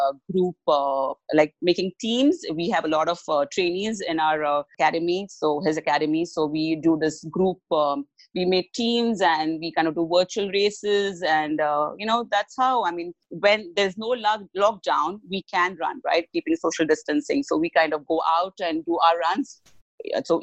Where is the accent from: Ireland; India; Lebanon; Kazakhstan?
India; I'm from India